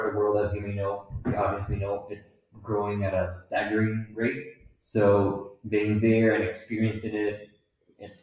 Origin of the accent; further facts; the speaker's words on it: Honduras; now in Mexico; I'm from Honduras. I'm a foreign student here in Mexico